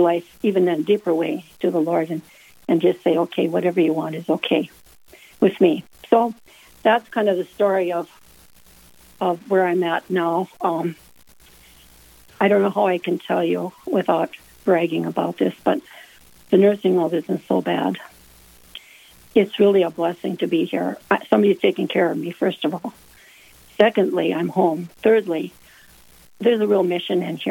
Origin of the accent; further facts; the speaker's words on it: Mott, North Dakota, United States; I'm from Mott, North Dakota.